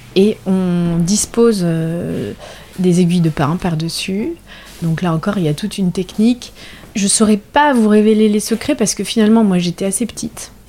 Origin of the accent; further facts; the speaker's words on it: La Rochelle, Nouvelle-Aquitaine, France; Je suis originaire de La Rochelle, donc j'ai grandi à La Rochelle